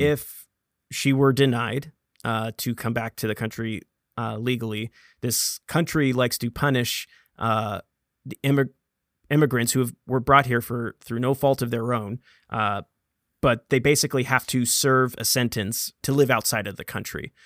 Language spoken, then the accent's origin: English; United States; born an American citizen